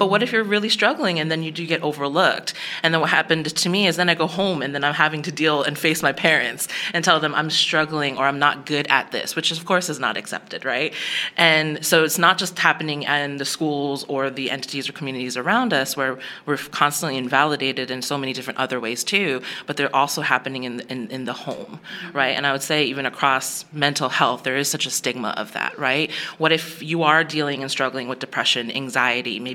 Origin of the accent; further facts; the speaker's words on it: Bergen County, New Jersey, United States; now in Dallas, United States; I grew up in New Jersey, at a suburb of New Jersey